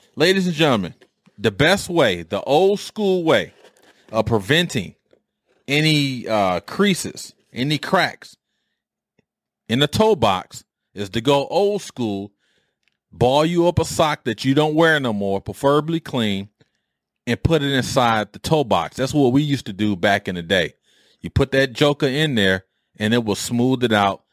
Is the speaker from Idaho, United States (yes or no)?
no; Detroit, Michigan, United States; growing up in Detroit